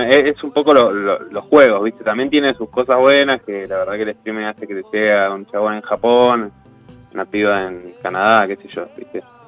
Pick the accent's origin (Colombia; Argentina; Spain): Argentina; Buenos Aires; Yo que soy de Buenos Aires, transité mucho la estación de Plaza Constitución